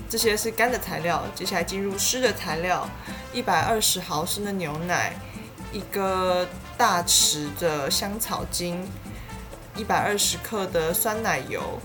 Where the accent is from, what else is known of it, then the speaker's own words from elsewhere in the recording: Tainan, Taiwan; 我是台南人